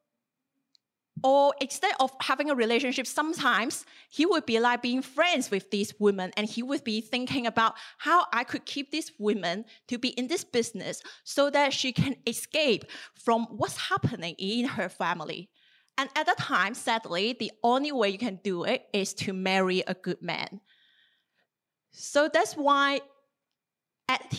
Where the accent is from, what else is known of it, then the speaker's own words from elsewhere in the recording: southern China, China; moved away as an adult; now in Australia; the little town of my hometown in southern China